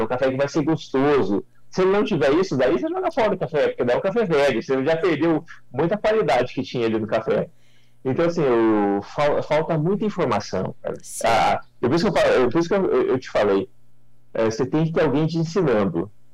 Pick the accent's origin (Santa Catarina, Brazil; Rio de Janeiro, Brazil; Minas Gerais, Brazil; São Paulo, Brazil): São Paulo, Brazil; Mogi Guaçu; Eu sou daqui da, da região, né? sou de Mogi Guaçu, sou da região aqui de Espírito do Pinhal